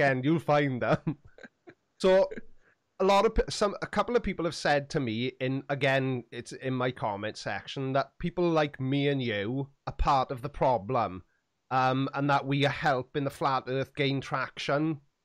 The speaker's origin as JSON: {"language": "English", "town": "Swansea", "region": "Wales", "country": "United Kingdom", "said": "for a long time, I didn't say that I was from Swansea"}